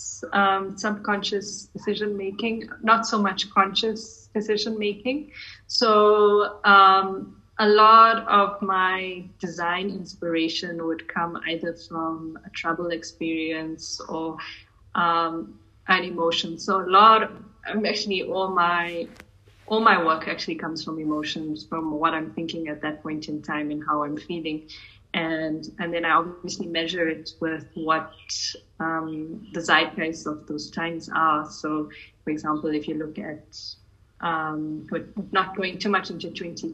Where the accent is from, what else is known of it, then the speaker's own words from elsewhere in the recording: South Africa; But I'm Indian by my race, but I'm born South Africa. I'm a fourth generation in South African Indian of Gujarati heritage.